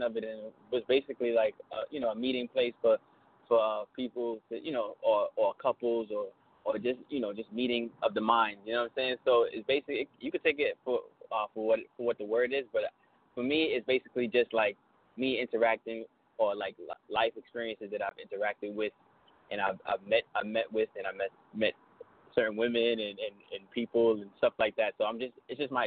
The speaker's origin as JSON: {"language": "English", "town": "New York City", "region": "New York", "country": "United States", "tie": "born or raised there", "said": "I'm from Brooklyn, born and raised. I'm from Brooklyn, Flatbush area"}